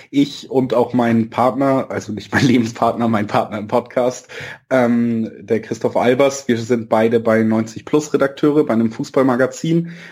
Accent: Hamburg, Germany; born there; Ich bin in Hamburg geboren

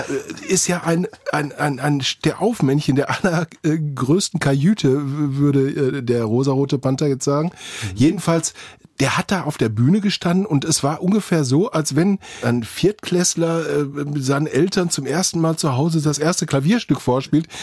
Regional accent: Witten, North Rhine-Westphalia, Germany; in Witten, meine Heimatstadt

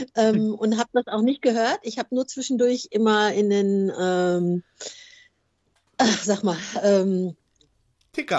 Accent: Gelsenkirchen, North Rhine-Westphalia, Germany; also born or lived in Hamburg; ich bin tatsächlich eine waschechte Gelsenkirchnerin. Ich bin ähm, ähm, super Jahrgang 63 in Gelsenkirchen geboren und bin eigentlich auch nie weiter weggekommen

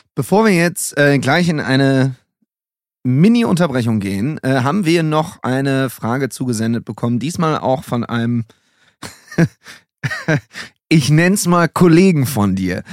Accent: Düsseldorf, North Rhine-Westphalia, Germany; ich komme aus Düsseldorf

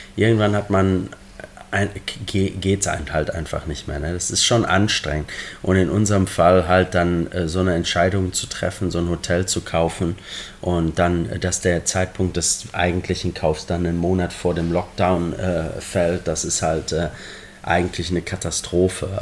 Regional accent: Germany; moved away as an adult; now in Liverpool, United Kingdom; als gebürtiger Deutscher und gebürtiger Borussia Dortmund-Fan

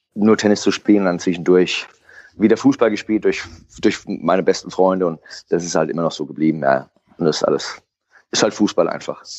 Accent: Frankfurt am Main, Hesse, Germany; ich bin am Stadion aufgewachsen mit meinem Opa noch mit der alten Herren, die immer trainiert haben

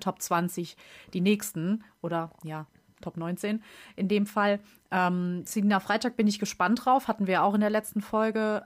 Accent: Germany; als Deutscher

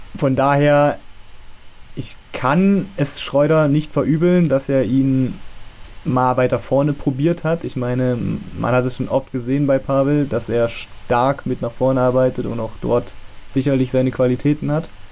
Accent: Germany

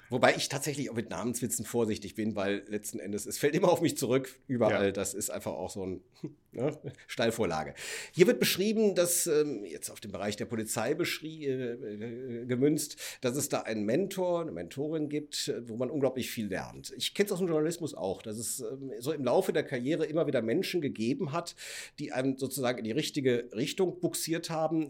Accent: Cologne, North Rhine-Westphalia, Germany; ich komme aus Köln

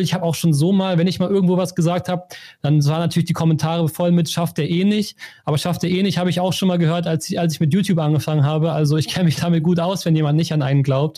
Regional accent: Germany; als Deutsche

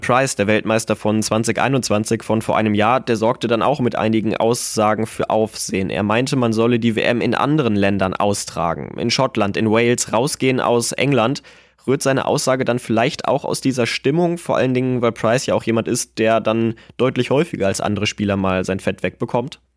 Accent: Germany; bei uns in Deutschland

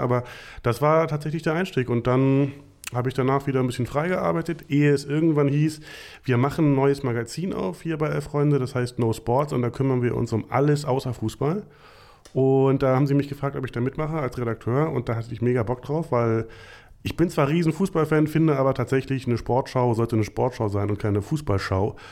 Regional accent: Potsdam, Brandenburg, Germany; moved away; also born or lived in Berlin / North Rhine-Westphalia; ich komme äh, aus, aus der DDR quasi, äh, bin da geboren worden in Potsdam

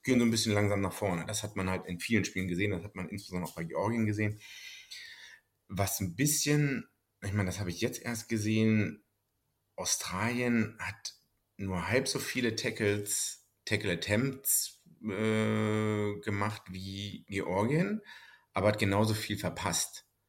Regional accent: Germany; als Deutscher

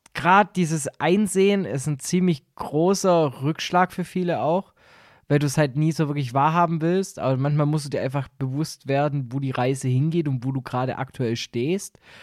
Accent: rural Baden-Württemberg, Germany; bei uns im Süden

